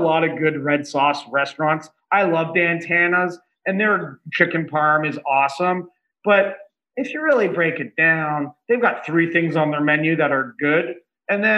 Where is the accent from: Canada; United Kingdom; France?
Canada; Toronto, Ontario; now in Los Angeles, United States; I'm from Toronto originally